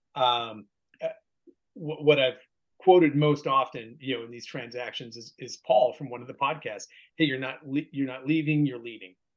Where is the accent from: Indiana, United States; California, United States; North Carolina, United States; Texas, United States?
California, United States; Bay Point; moved away as an adult; also born or lived in Sacramento, California / Chicago / Washington D.C.; now in Tennessee, United States; born and raised in California, out there in the East Bay, um, in in what was then called West Pittsburgh